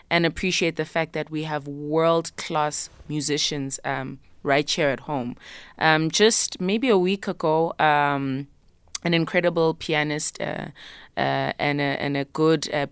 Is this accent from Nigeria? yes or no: no; South Africa; first language isiZulu; English is a second language; I wrote in my mother tongue, isiZulu, as a way of wanting to just access um, a bit more than what I felt I was able to before